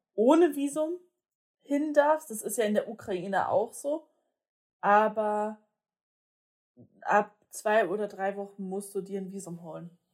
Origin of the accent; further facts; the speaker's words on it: Germany; wir sind ja jetzt nur mal aus Deutschland